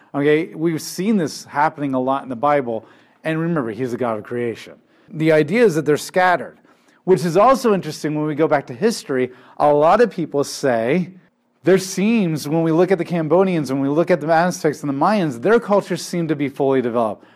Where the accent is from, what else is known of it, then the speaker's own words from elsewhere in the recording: United States; My identity, I'm not an American first and foremost